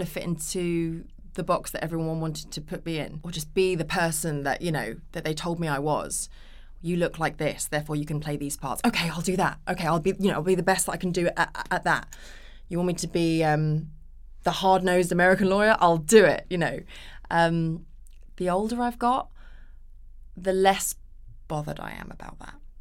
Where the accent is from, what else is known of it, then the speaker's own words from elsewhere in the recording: United Kingdom; also born or lived in Japan / Los Angeles, United States; we came back to the U K, and that's where I did the majority of my growing up